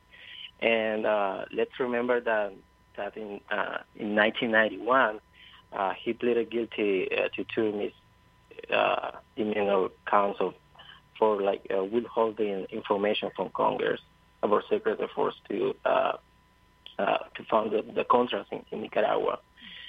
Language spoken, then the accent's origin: English; Honduras; I'm from Honduras, and as someone who's involved in social movements and the Honduran resistance